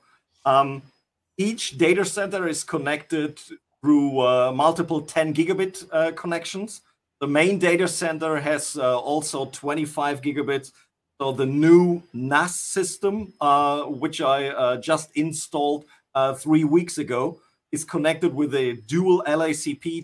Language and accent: English; North Rhine-Westphalia, Germany; I'm from good old Germany